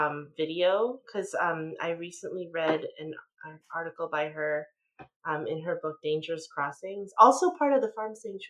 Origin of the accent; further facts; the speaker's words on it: United States